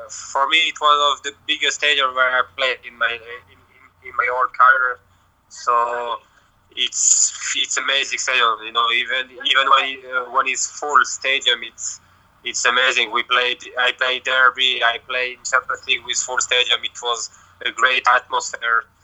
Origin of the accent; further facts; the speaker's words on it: Lyon, Auvergne-Rhône-Alpes, France; English is a second language; also born or lived in Marseille, France; me I'm born in France in not Marseille but uh, Lyon the city is Lyon and uh, so I have uh, I have two nationality: France and Serbia I grew, I grew up in France and I as well, of course, I speak French and uh, even Serbian.